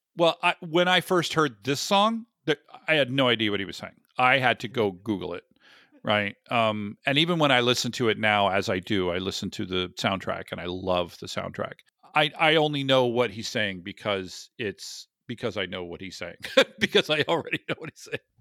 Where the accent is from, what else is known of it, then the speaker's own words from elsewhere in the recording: the South, United States; I grew up in the sixties in the South